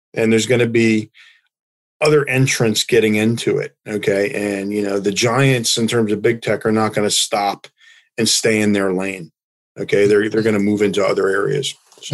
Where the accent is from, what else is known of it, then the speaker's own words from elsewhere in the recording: United States; as an American